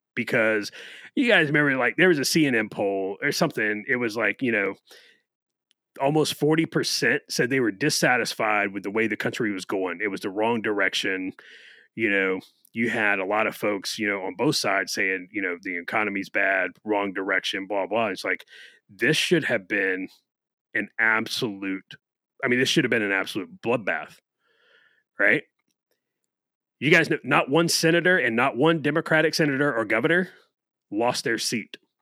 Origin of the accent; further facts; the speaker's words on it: Florida, United States; my home state